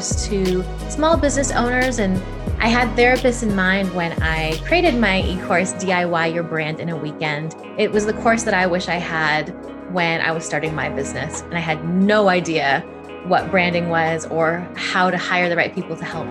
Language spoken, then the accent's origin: English; California, United States; moved away as an adult; now in Lisbon, Portugal; I'm an American. I'm from California, but I've relocated to Lisbon, Portugal in 2019.